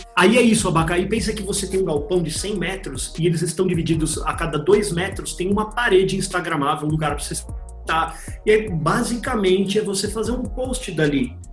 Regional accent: São Paulo, Brazil; also born or lived in Jaçanã, São Paulo; eu, eu, morei a vida inteira na Moca aqui

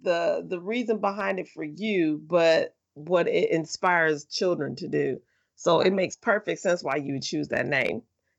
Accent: Indianapolis, Indiana, United States; I'm from Indianapolis

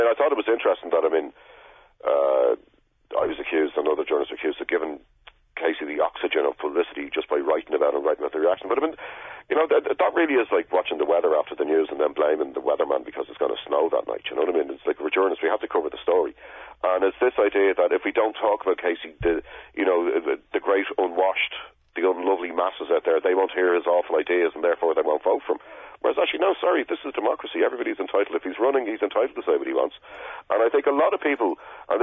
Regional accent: Dublin, Leinster, Ireland; I'm working class, I'm from Crumlin

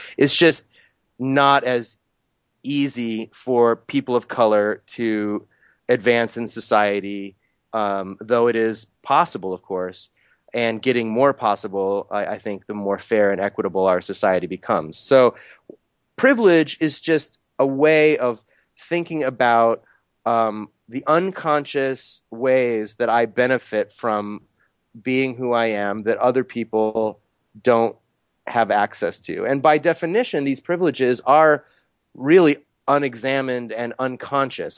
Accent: United States; I was born in the United States

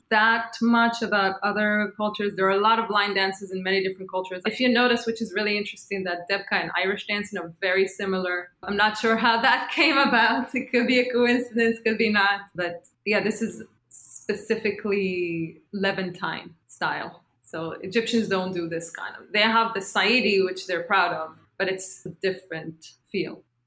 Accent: Israel; moved away as an adult; now in New York City, United States; And I said, From Israel.

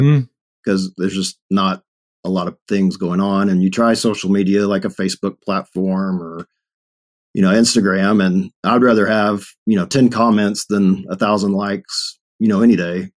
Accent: Longview, Texas, United States; moved away as an adult; now in Denver, United States; born and raised in Texas

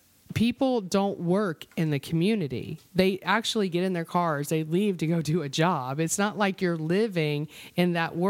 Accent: Florida, United States; I was born and raised in Florida.

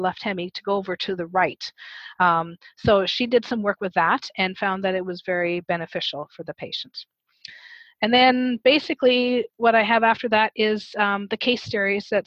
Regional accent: Canada; I'm Canadian

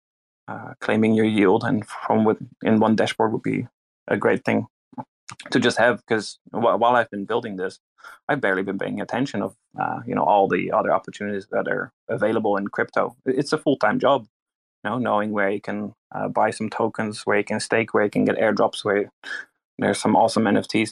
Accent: Netherlands; moved away as an adult; now in New Zealand; I'm from Holland, Netherlands, and I'm a resident in New Zealand, which took me 6 years.

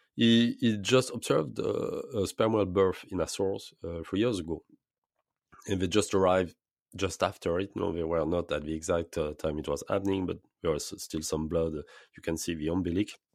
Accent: French Polynesia; I was born in Polynesia. I was grown up, uh, I was, uh, in the, in, grown up in lagoon, in fact, uh, all my childhood

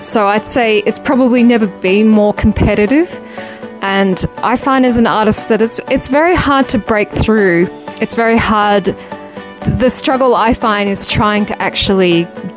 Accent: Melbourne, Victoria, Australia; in Melbourne, my hometown

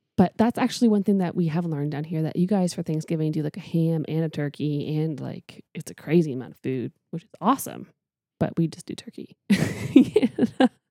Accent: Canada; moved away; I am Canadian.

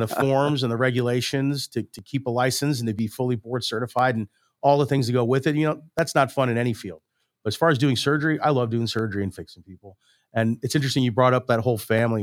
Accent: St. Louis, Missouri, United States; I'm from Saint Louis. I grew up here in, in West County

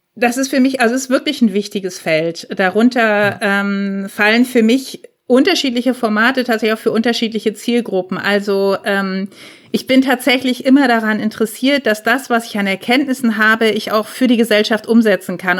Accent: near Lübeck, Schleswig-Holstein, Germany; moved away as an adult; also born or lived in Darmstadt; als Norddeutsche, die aus Lübeck kommt oder aus der Nähe davon

